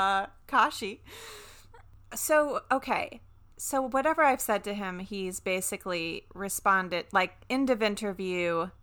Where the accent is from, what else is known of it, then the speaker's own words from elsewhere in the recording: the South, United States; I'm from the South.